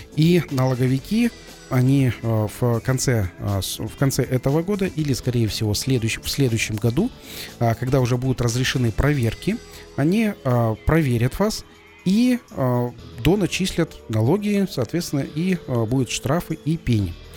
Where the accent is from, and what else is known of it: Kazakhstan